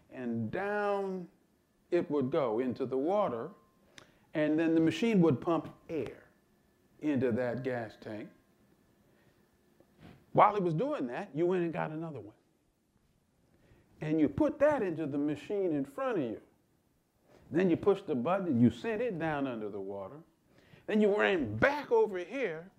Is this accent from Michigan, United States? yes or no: yes; Lansing, Michigan, United States; I grew up in Lansing, Michigan